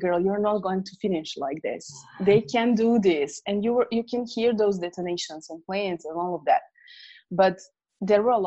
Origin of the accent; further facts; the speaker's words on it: near Hungary, Vojvodina, Serbia; I was living in Yugoslavia back then, and there was war going on. If I may say that I was the lucky one to live closer to Hungary